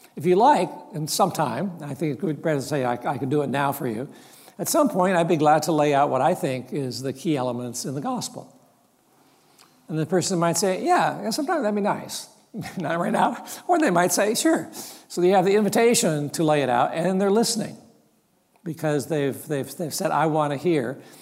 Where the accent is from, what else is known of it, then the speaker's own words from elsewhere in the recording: Mount Hermon, California, United States; I grew up in Mount Hermon, loving Mount Hermon